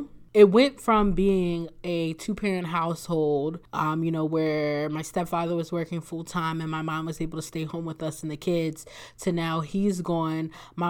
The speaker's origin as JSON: {"language": "English", "town": "Bucks County", "region": "Pennsylvania", "country": "United States", "tie": "born or raised there", "said": "I'm from Bucks County, Pennsylvania, which is outside of the northeast part of Philadelphia. I was born and raised there."}